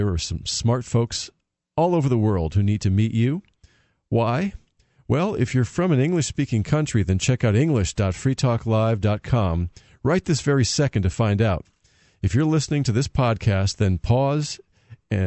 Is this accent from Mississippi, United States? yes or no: no; Connecticut, United States; also born or lived in Florida; now in New Hampshire, United States; I'm a native New Englander who moved back here to New England and decided New Hampshire was the best spot for me. I grew up in Connecticut